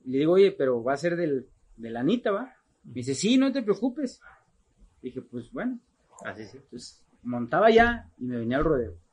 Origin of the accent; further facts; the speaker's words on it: Guadalajara, Jalisco, Mexico; yo soy nacido en Guadalajara, Jalisco